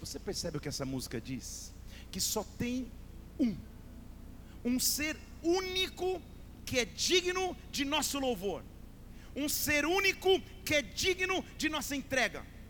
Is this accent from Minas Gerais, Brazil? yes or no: yes; Barbacena, Minas Gerais, Brazil; Lá na minha infância em Barbacena, na igreja